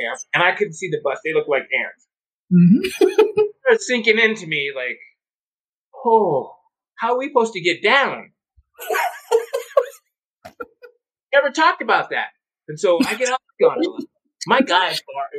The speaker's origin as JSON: {"language": "English", "region": "North Dakota", "country": "United States", "moved": "yes", "said": "I'm from North Dakota"}